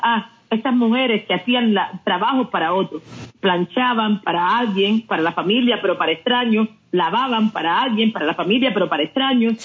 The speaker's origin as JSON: {"language": "Spanish", "country": "Cuba", "tie": "born or raised there", "moved": "as an adult", "lives_now": "United States", "said": "crecí en, un momento en Cuba"}